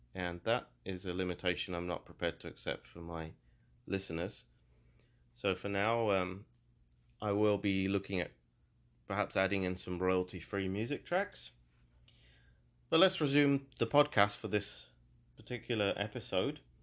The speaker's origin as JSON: {"language": "English", "town": "Peterborough", "region": "East of England", "country": "United Kingdom", "tie": "born or raised there", "also_born_or_lived": "London", "said": "my hometown of Peterborough"}